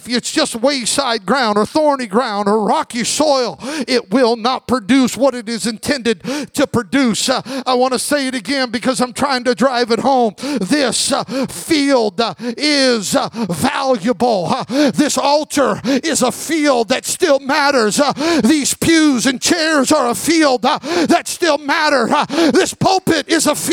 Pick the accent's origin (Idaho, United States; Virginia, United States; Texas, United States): Idaho, United States; Magic Valley, Southern; I grew up in the Magic Valley of Southern Idaho